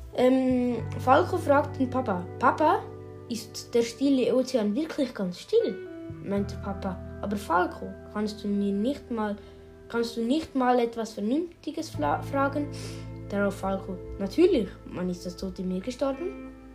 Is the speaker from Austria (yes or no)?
no; Switzerland; Bei uns in der Schweiz